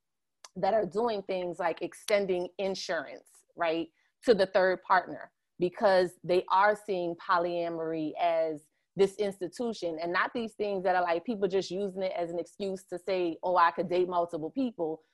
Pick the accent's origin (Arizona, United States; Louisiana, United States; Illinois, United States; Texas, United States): Louisiana, United States; New Orleans; also born or lived in Sheldon, South Carolina; I was born in New Orleans, 7th Ward. This is where my dad is from. But I also grew up in Oyotunji African Village, which is in Sheldon, South Carolina